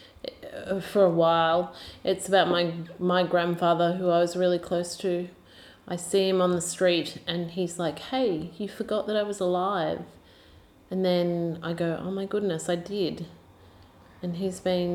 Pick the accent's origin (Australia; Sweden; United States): Australia